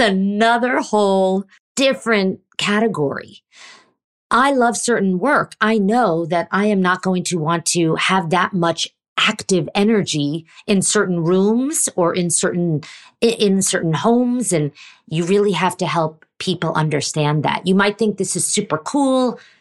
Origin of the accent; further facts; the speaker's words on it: New York, United States; I grew up in New York and my dad